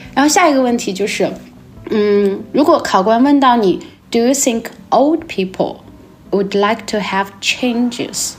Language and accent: Chinese; Chengdu, Sichuan, China; 因为我是成都人嘛